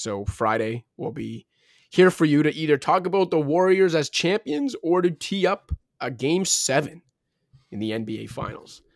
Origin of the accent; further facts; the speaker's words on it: Toronto, Ontario, Canada; Currently in Scarborough, though, shout out Scarborough, my hometown